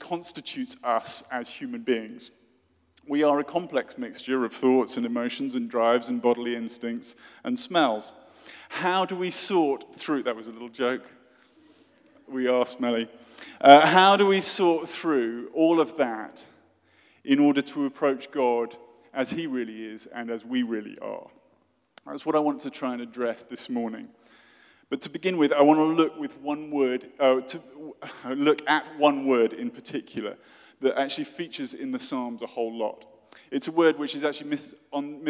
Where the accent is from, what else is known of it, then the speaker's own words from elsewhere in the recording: Oxford, South East England, United Kingdom; from my hometown of Oxford in the UK